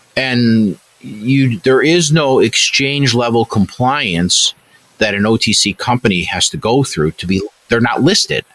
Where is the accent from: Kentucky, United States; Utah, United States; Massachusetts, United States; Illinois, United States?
Illinois, United States; Chicago; I'm a Chicagoan.